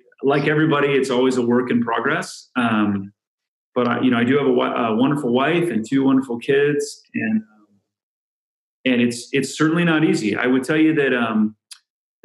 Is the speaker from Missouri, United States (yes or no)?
no; San Diego, California, United States; now in Chicago, United States; I'm from San Diego, California. I grew up doing playing water polo and surfing